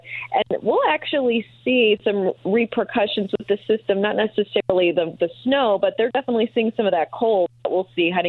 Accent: Green Bay, Wisconsin, United States; now in Indianapolis, United States; You know, I've been here for about 5 years or so, and I came from the Green Bay area, so I've enjoyed snow

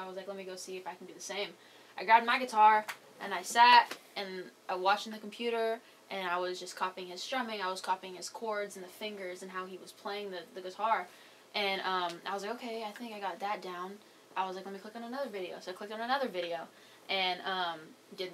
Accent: Lodi, California, United States; I'm from a small town called Lodi, California. It's in Northern California in between a town called Stockton and Sacramento

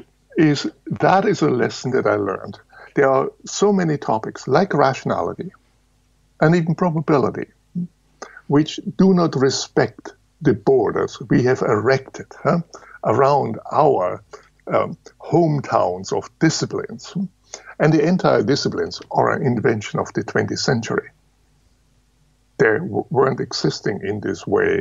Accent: Munich, Bavaria, Germany; Now, I was born in Lower Bavaria. That's at the end of the world. And grew up in Munich.

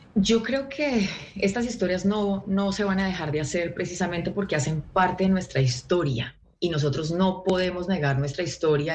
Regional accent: Colombia; moved away as an adult; now in Los Angeles, United States; soy la única colombiana en ese set representando al país

